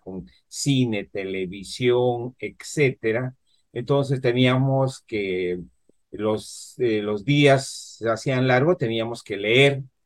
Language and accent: Spanish; Huánuco, Peru; moved away; Yo provengo de Huánuco, ¿no? Una, una ciudad. Allá en mi juventud no había mucha electricidad